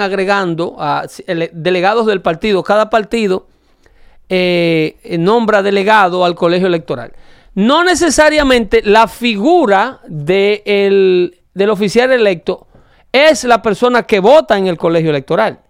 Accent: Dominican Republic; moved away; La carretera del pueblo donde yo nací tienen 40 años haciéndola

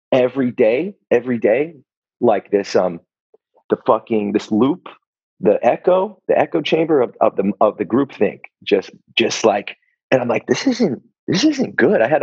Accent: Philippines; like this because I'm a, I'm a Filipino.

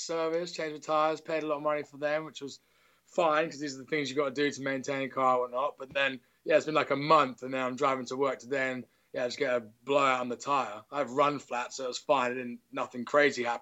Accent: England, United Kingdom; also born or lived in Nottingham / Derby; I'm English.

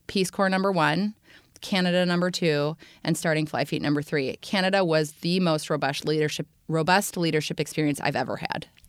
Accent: Indiana, United States; moved away; I grew up in Indiana, so I am a Midwestern girl

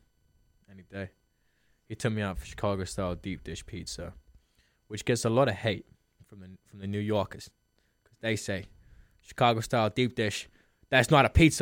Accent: London, United Kingdom; I was from London

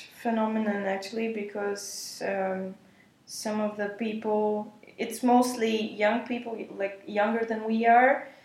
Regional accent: Bulgaria; moved away as an adult; now in Germany; I come from Bulgaria

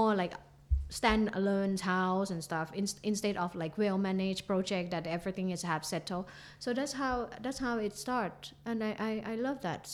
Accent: Phuket, Thailand; also born or lived in Qatar; I'm going to go back to my hometown

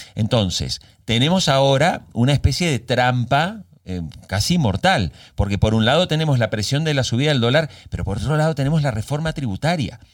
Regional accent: Argentina

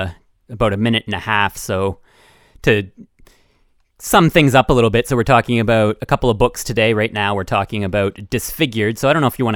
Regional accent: Canada; I'm Canadian

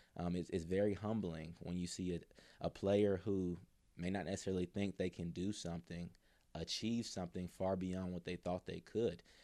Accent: near Mercer, Georgia, United States; Mercer was right near my hometown

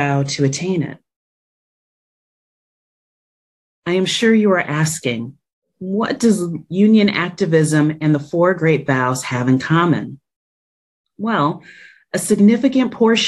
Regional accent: New Jersey, United States; moved away as an adult; now in Washington, D.C., United States; faith community surrounding me growing up in New Jersey

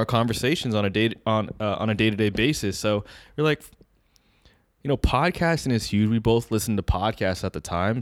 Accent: Bay Area, California, United States; We born and raised in the Bay Area.

